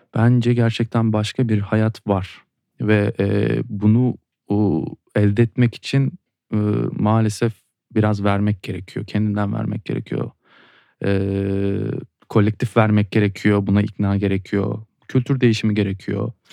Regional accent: Turkey; burada doğdum ve burada doğduğun için coğrafyaya bir bağlılık hissediyorsun

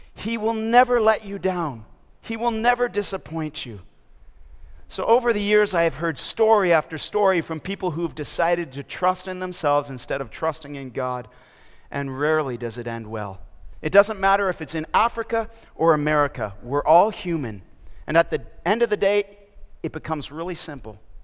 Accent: Toronto, Ontario, Canada; moved away as an adult; also born or lived in Minnesota / mission field abroad; now in Raleigh, United States; I'm from Canada. I was born and raised in Toronto, Ontario, and I did my schooling in Minnesota

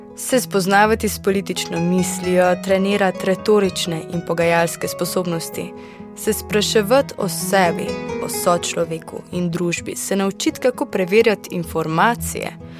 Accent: Slovenia; Slovenci smo menda znani po tem, da gostom težimo s copati

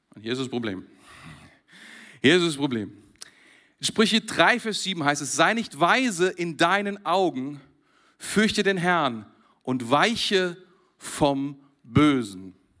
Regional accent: Germany; Ich bin Deutscher

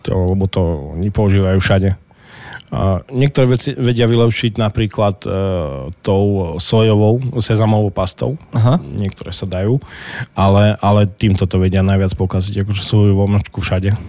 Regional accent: Krásno nad Kysucou, Žilina Region, Slovakia; keď som povedal, že, že vlastne u nás je 5000 e, e, ľudí v meste, v meste už krásne, takže, takže to bolo jedno sídlisko vlastne.

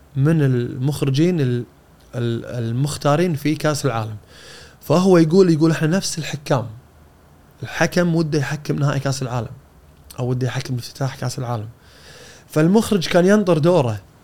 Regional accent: Kuwait; عندنا بالكويت

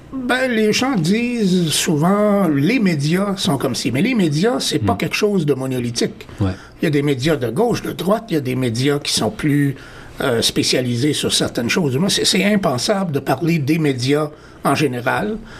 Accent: Montreal, Quebec, Canada; moved away as an adult; now in Toronto, Canada; je suis originaire de Montréal. Alors, ça fait quelques années que je suis à Toronto

